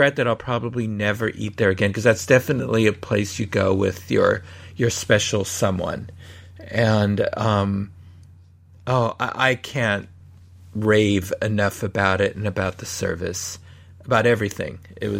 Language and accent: English; San Francisco, California, United States; I grew up in San Francisco.